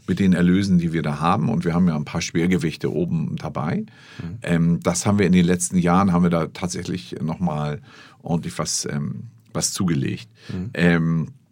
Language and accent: German; Hamburg, Germany; Ich bin aus Barmbek.